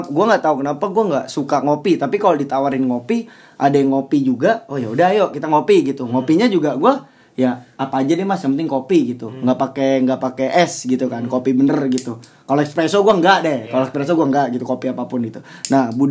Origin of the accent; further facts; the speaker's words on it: Temanggung, Central Java, Indonesia; kopi ya kopi kayak dari kota asal gue Temanggung gitu atau dari tempat lu gitu Batang gitu